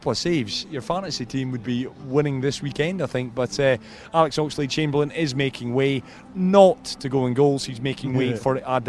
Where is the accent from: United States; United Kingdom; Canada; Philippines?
United Kingdom; Scotland; You can tell I'm Scottish.